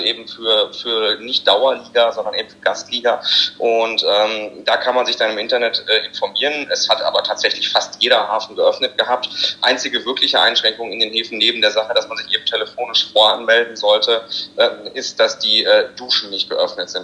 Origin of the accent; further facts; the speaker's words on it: Hanover, Lower Saxony, Germany; ich komme ja aus Hannover, also Niedersachsen.